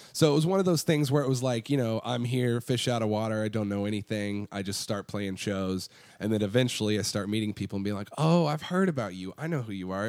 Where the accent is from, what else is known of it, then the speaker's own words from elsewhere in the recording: Iowa City, Iowa, United States; moved away as an adult; now in Austin, United States; so Iowa City is where I grew up